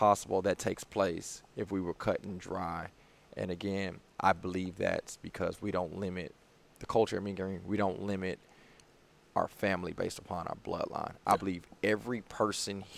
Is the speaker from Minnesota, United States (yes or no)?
no; Houston, Texas, United States; I'm from Houston. I play collegiate ball in Houston.